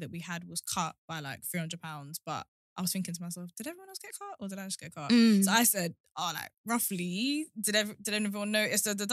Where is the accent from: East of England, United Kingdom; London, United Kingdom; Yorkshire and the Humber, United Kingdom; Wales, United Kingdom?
East of England, United Kingdom; Luton; I'm from Luton